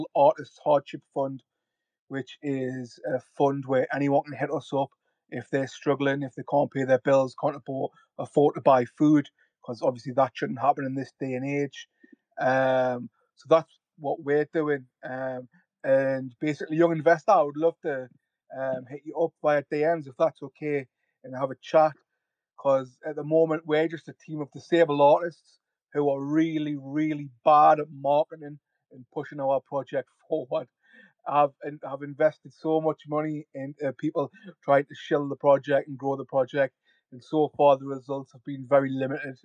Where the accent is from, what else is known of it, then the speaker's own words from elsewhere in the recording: North East England, United Kingdom; You might be able to tell from my accent, I'm from the northeast of England